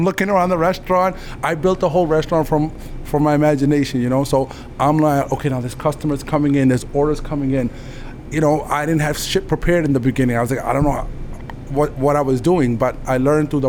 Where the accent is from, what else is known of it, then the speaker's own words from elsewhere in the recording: India; moved away; also born or lived in Queens, New York; I'm from India